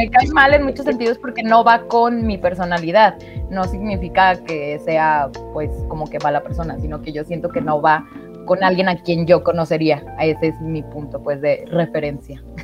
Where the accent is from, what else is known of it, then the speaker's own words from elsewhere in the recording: Mexico; estamos en México